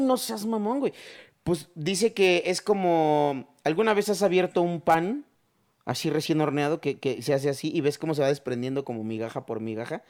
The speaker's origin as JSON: {"language": "Spanish", "region": "Chiapas", "country": "Mexico", "tie": "born or raised there", "moved": "yes", "lives_now": "Mexico City, Mexico", "said": "yo no crecí aquí, yo no, yo soy de Chiapas"}